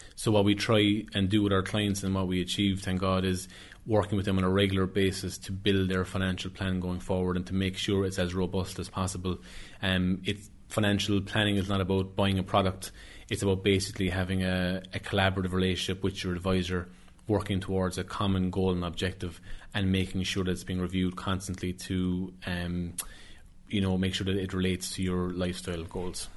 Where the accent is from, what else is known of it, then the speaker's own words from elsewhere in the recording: Skibbereen, Munster, Ireland; my hometown of Skibbereen